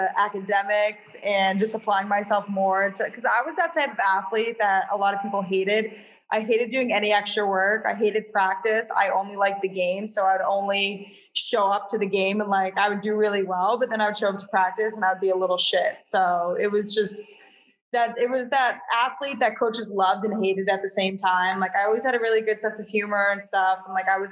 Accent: Londonderry, New Hampshire, United States; I grew up in Londonderry, New Hampshire

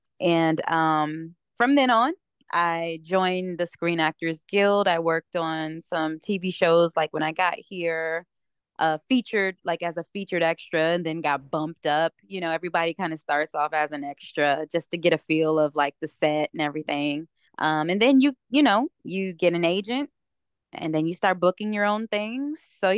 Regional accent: Ypsilanti, Michigan, United States; So starting out, growing up in Metro Detroit area, from a little town outside of Detroit called Ypsilanti, Michigan.

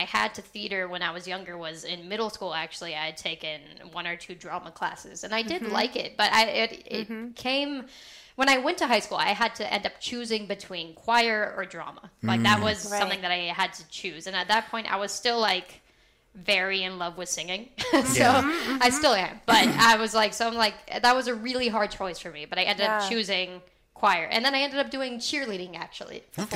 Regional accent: Palo Alto, California, United States; I was born and raised in Palo Alto, California. I've been here for basically my whole life

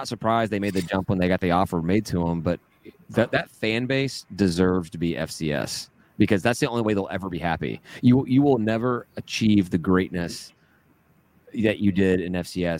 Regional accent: Memphis, Tennessee, United States; I'm from Tennessee.

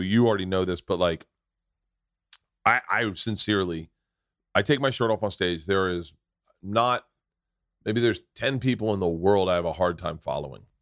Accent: Tampa, Florida, United States; moved away; I grew up in Tampa

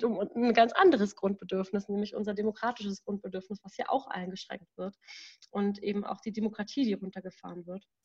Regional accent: Berlin, Germany; ich komme aus Berlin, ich bin 24 Jahre alt

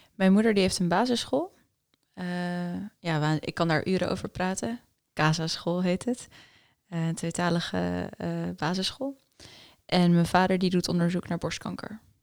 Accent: Netherlands; first language Afrikaans; Dutch is a second language; also born or lived in United States / South Africa; Toen we naar Nederland kwamen, dacht ik dat ik Nederlands sprak. Maar ik sprak eigenlijk geen Nederlands. Ik sprak Afrikaans.

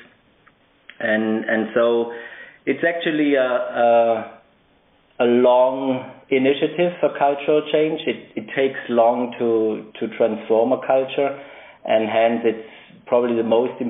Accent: Stuttgart, Baden-Württemberg, Germany; moved away as an adult; also born or lived in United States / United Kingdom; now in Basel, Switzerland; I'm originally from Germany, born in Stuttgart, where I also lived for the longest period of my life.

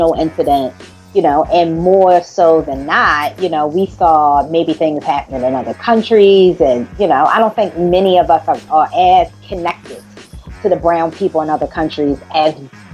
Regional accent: United States; here in my home country

